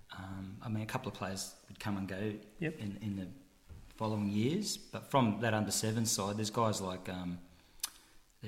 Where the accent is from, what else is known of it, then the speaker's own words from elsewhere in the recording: Wollongong, New South Wales, Australia; I was born in Wollongong